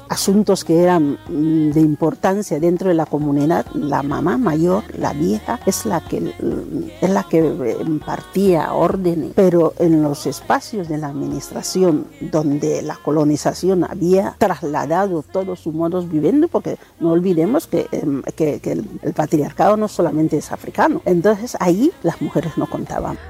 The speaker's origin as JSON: {"language": "Spanish", "town": "Rebola", "region": "Bioko Norte", "country": "Equatorial Guinea", "tie": "born or raised there", "first_language": "Bubi", "second_language": "Spanish", "moved": "yes", "said": "en mi Guinea natal y en la época mía"}